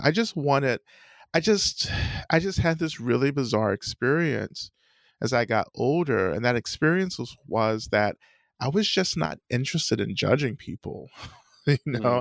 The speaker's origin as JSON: {"language": "English", "region": "North Georgia", "country": "United States", "tie": "born or raised there", "said": "I grew up in the South, in the American South, um, in North Georgia."}